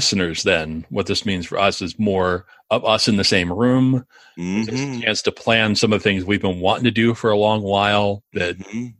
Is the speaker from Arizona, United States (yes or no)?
yes; Phoenix, Arizona, United States; now in Atlanta, United States; But then I'm coming from Phoenix where ranch homes are kind of the thing, like two-story houses are a little rarer.